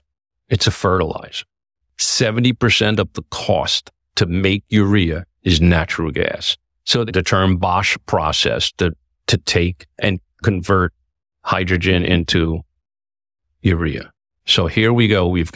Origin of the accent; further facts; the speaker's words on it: New York City, New York, United States; Bronx, born and raised.